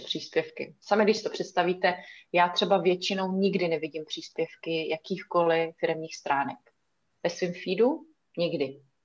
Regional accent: Italy; moved away; já jsem na půl ještě ruská, vyrůstala jsem v Itálii, chodila jsem tam do školky a do školy

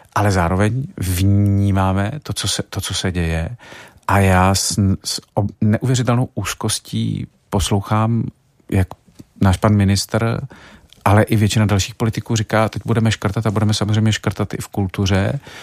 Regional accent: Czechia; my jako Češi máme to krásný přísloví

